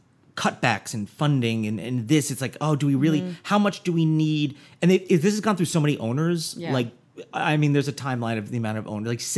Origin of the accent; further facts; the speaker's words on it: New Jersey, United States; Jersey, my home state.